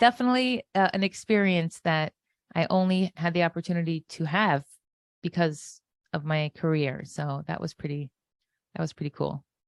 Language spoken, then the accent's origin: English; Florida, United States; also born or lived in Israel; I was born in Florida, the oldest of seven children